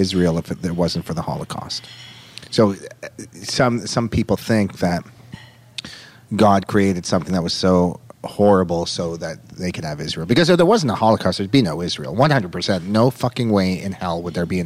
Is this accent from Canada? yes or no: yes; Toronto, Ontario, Canada; I was raised in the richest, most affluent Jewish neighborhood, probably in the world. Like billionaire Jews. It's called Forest Hill